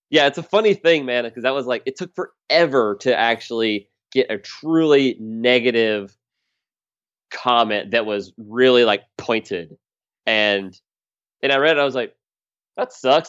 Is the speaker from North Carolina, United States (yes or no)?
yes; Charlotte, North Carolina, United States; moved away as an adult; now in Philadelphia, United States; I'm from outside of Charlotte area